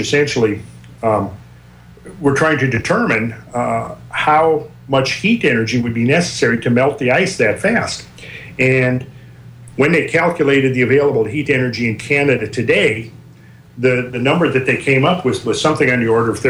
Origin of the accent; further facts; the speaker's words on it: Minnesota, United States; now in Georgia, United States; I'm from Minnesota, so I remember well shoveling my driveway as a kid growing up. And I think that's one reason I'm in Georgia at the moment